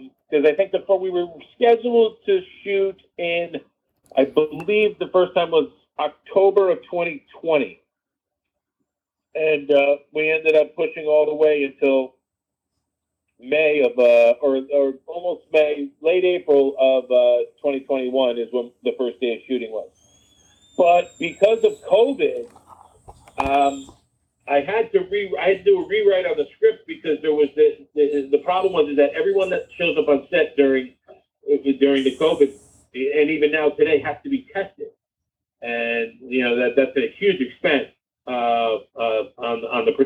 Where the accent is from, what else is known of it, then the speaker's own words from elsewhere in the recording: Connecticut, United States; also born or lived in Los Angeles; now in Las Vegas, United States; I grew up in Connecticut